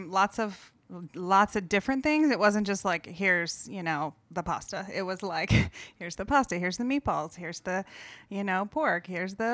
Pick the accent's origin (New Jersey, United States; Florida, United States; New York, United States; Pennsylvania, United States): Florida, United States; Melbourne; also born or lived in Miami; Well, I also am from Florida. I grew up in Melbourne, Florida, on the east